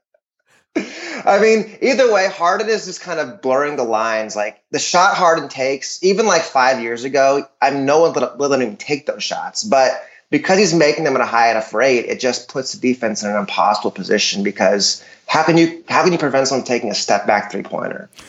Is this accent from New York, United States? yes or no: no; Dallas, Texas, United States; I'm from Dallas